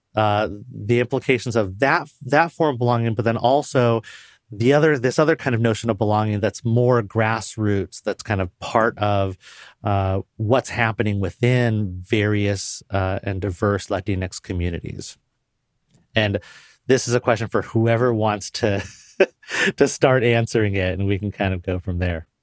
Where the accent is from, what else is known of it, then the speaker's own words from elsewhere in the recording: Puyallup, Washington, United States; I grew up Puerto Rican in Western Washington State in the nineteen eighties